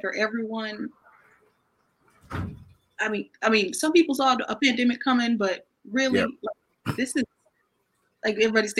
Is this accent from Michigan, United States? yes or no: yes; Flint, Michigan, United States; Like, I grew up on the north side of Flint.